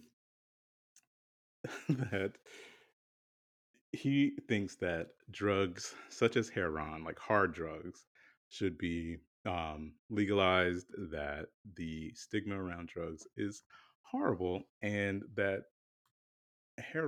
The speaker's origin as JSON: {"language": "English", "region": "the South", "country": "United States", "said": "Growing up in certain areas, I'm from the South"}